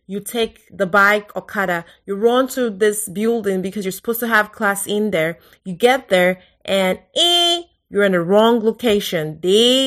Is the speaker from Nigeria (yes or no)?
yes; Lagos, Nigeria; moved away as an adult; now in United States; I grew up in Lagos. I was born in Lagos